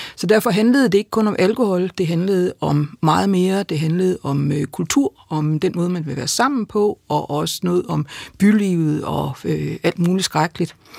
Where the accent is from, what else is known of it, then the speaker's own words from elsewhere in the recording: Denmark; min hjemby Grænsted